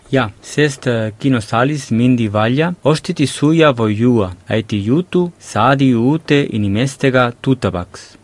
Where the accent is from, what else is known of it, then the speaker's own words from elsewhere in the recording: Lleida, Catalonia, Spain; moved away; minu kodulinnas Leidas